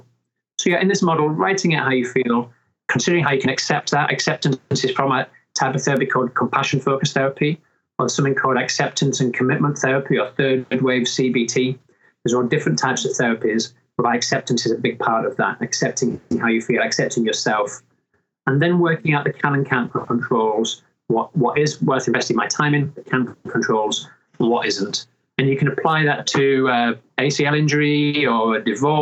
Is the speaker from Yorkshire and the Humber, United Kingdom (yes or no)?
yes; Mirfield, Yorkshire and the Humber, United Kingdom; moved away as an adult; also born or lived in London; I was born and brought up in Murfield near Dewsbury